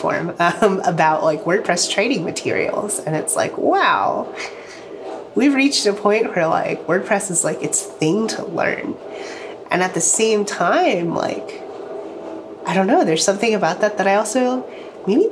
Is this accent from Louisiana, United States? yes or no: no; Virginia Beach, Virginia, United States; So I grew up in Virginia Beach, so like that's like hometown, right?